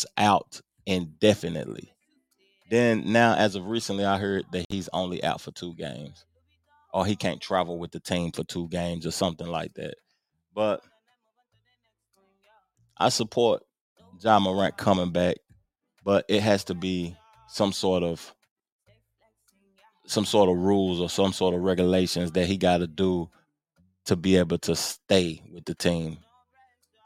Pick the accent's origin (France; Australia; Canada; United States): United States; Tennessee; I'm from Tennessee